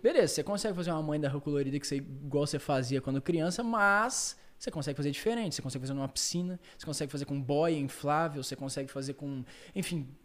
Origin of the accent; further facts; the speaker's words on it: Londrina, Paraná, Brazil; na minha cidade, em Londrina